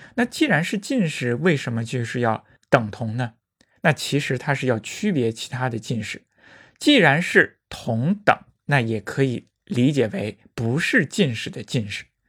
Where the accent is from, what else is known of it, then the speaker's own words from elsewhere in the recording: China; 对于我们中国人来说实在是太重要了